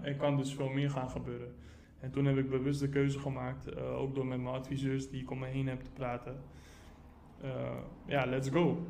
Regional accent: Rotterdam, South Holland, Netherlands; ik ben geboren en getogen in Rotterdam

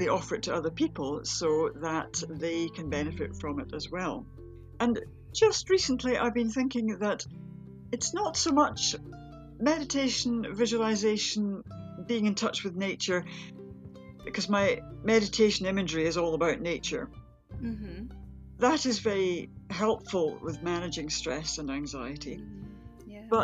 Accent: near Edinburgh, Scotland, United Kingdom; I grew up near Edinburgh. I've always lived around here.

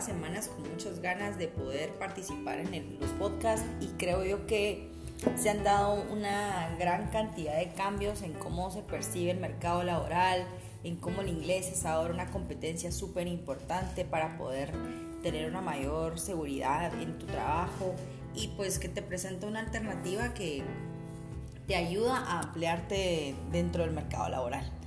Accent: Guatemala; nosotros como guatemaltecos

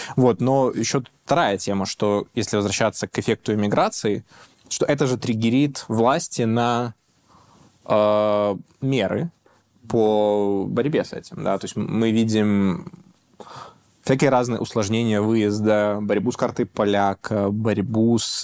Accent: Belarus; moved away; мы, белорусы

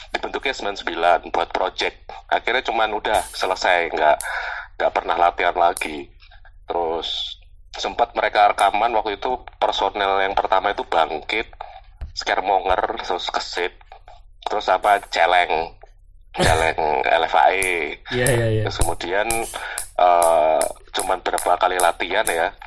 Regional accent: Semarang, Central Java, Indonesia; also born or lived in Surabaya / Depok; tuh masa kecilku di Semarang masa kecilku di Semarang terus uh, pindah ke Surabaya SMP terus SMA di Depok selama tiga tahun terus balik ke Semarang lagi waktu kuliah di Undip

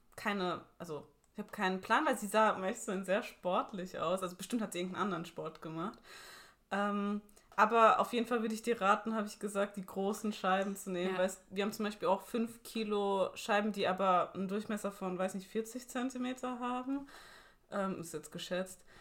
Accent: Ludwigshafen, Rhineland-Palatinate, Germany; Ich komme ja aus Ludwigshafen

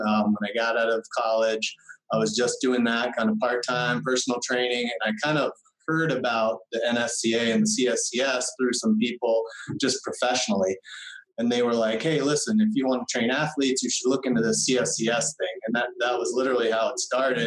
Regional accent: Central Vermont, United States; moved away as an adult; also born or lived in Lebanon, New Hampshire; I'm from Central Vermont, very small town

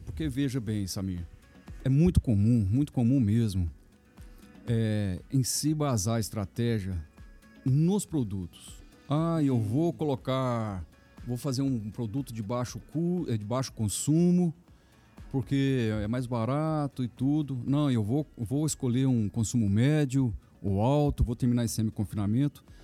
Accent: Minas Gerais, Brazil; sou mineiro

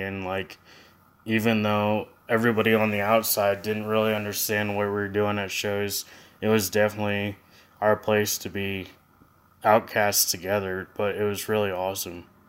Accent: Lancaster County, Pennsylvania, United States; both Tyler and I were raised in Lancaster County.

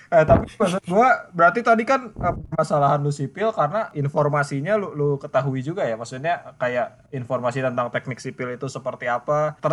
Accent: Bandung, West Java, Indonesia; gue cukup menikmati uh, transportasi Jakarta sebagai orang Bandung ya

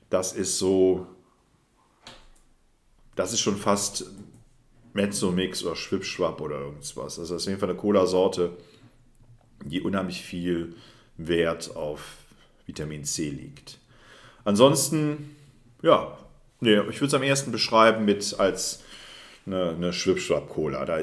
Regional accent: Rhineland, Germany; aber es fehlt das Süßliche, das, was ich als Rheinländer brauche.

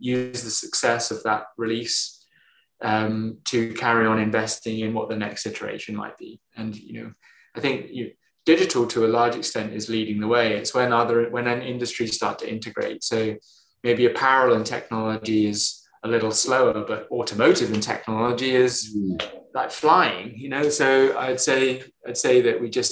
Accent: United Kingdom; us Brits

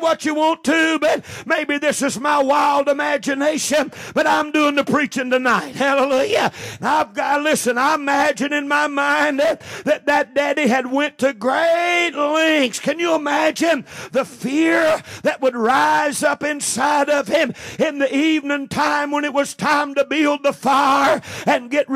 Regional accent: United States; we're American Christians.

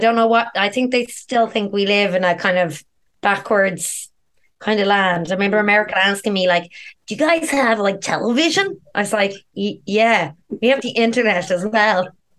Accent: Ireland

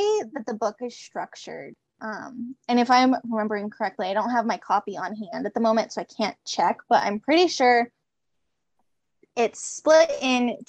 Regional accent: Tucson, Arizona, United States; we're from Tucson

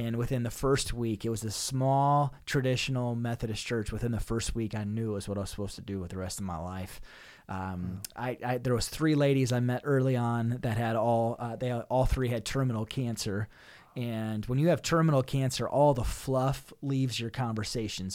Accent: Northeast South Dakota, United States; I'm originally from Northeast South Dakota

